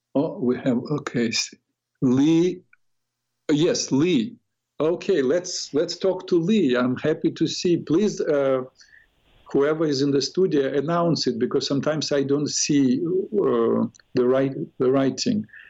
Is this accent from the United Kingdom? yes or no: no; Odesa, Odesa Oblast, Ukraine; moved away; I was born in Ukraine, Odessa.